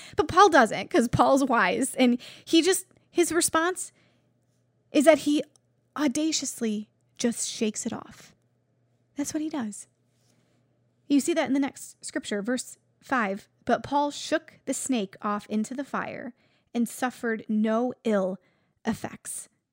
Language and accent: English; Buffalo, New York, United States; I'm from Buffalo